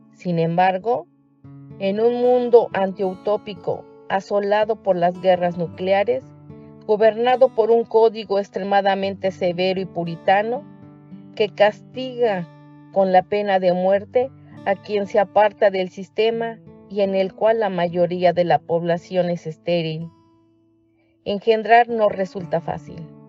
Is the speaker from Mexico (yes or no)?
yes; Mexico; now in Chicago, United States; soy mexicana y vivo en la ciudad de Chicago